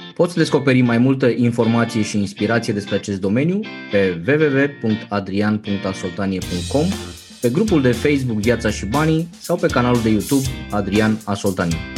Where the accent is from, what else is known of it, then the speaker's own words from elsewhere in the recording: Romania; pe noi ca și români